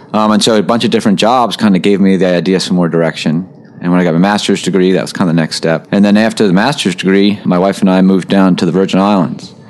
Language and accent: English; outside of Baltimore, Maryland, United States; I was born and raised in outside of Baltimore, Maryland. So I grew up fishing Chesapeake Bay